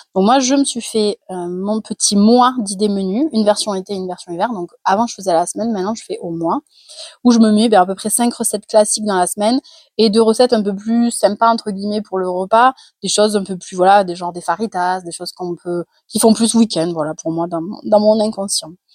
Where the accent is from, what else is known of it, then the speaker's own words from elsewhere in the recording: Carcassonne, Occitania, France; super accent euh, anglais quand on vient de Carcassonne